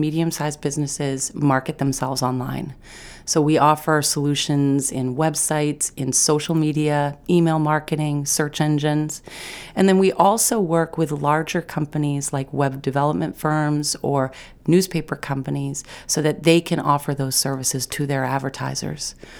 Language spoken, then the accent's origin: English; Mid Coast Maine, United States; moved away as an adult; I was away from the Mid Coast for fifteen years. I was out of Maine for eight of those years